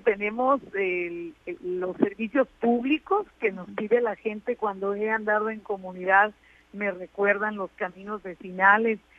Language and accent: Spanish; Guasave, Sinaloa, Mexico; nosotros los diputados que somos de Guasave